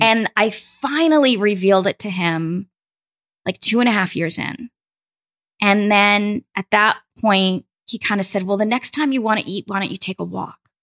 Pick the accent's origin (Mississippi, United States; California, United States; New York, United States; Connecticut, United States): New York, United States; New York City; I grew up in Brooklyn, New York.